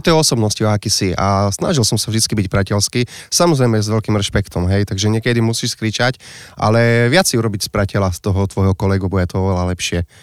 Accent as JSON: {"language": "Slovak", "country": "Slovakia", "said": "ja pochádzam z Pisknovej"}